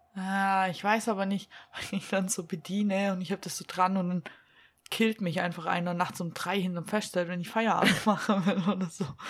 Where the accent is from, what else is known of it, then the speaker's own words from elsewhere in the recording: Black Forest, Baden-Württemberg, Germany; accent: Swabian; bei uns im Schwarzwald